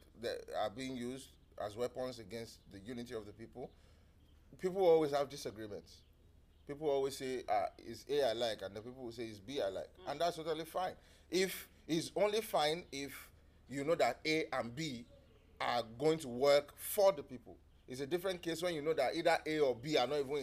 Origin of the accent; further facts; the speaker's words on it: Lagos, Nigeria; I was born and brought up in Lagos State